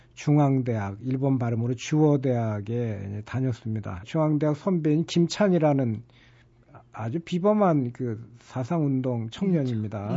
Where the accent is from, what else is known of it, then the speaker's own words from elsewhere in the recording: Incheon, South Korea; 이제 저처럼 토박이 인천인들은